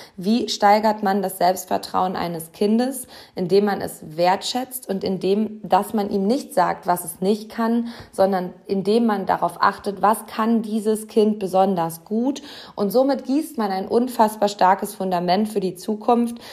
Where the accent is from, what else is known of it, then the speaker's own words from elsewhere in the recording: Hamm, North Rhine-Westphalia, Germany; einer Grundschule meiner Heimatstadt Hamm